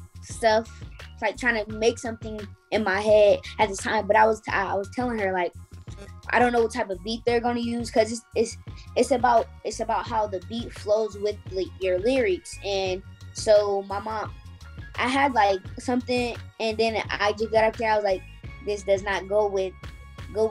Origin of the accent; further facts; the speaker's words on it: Fort Wayne, Indiana, United States; From Indiana, Fort Wayne